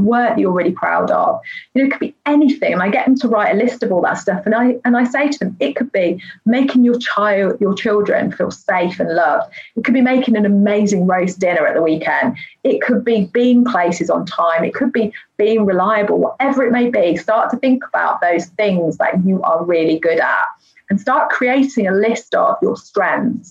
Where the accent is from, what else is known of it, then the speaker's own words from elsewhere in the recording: United Kingdom; being British